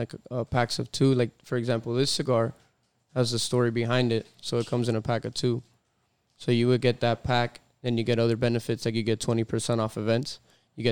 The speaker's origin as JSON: {"language": "English", "area": "Westchester", "region": "New York", "country": "United States", "said": "I'm from Westchester too"}